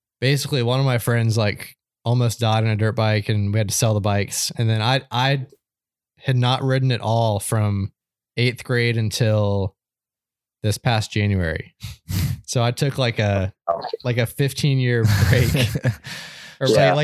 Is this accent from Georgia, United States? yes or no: yes; Georgia, United States; I grew up down in Georgia